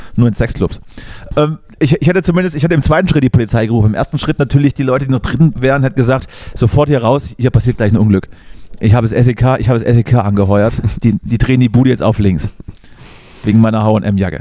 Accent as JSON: {"language": "German", "region": "Thuringia", "country": "Germany", "said": "Dort, dort, dort, wo ich herkomme, sind die Winter so ein bisschen kälter als, als 0 Grad."}